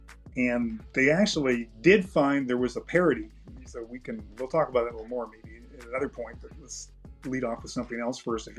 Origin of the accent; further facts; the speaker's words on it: Canada; now in United States; even though I'm from Canada, I'm not a licensed lawyer in Canada